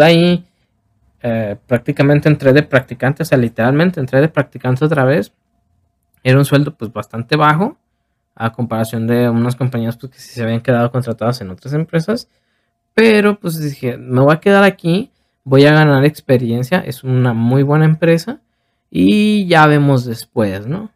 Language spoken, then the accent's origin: Spanish; Tepic, Nayarit, Mexico; moved away as an adult; now in Guadalajara, Mexico; yo soy de Tepic, entonces yo me vine a Guadalajara